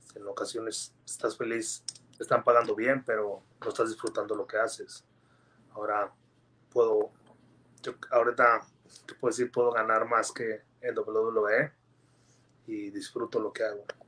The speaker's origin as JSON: {"language": "Spanish", "town": "Gómez Palacio", "region": "Durango", "country": "Mexico", "said": "mi ciudad, este, como es Palacio Durango"}